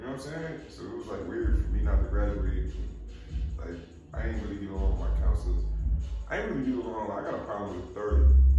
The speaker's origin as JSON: {"language": "English", "area": "Roselle", "region": "New Jersey", "country": "United States", "tie": "born or raised there", "said": "I'm from Rosario, USA, Rosario, New Jersey."}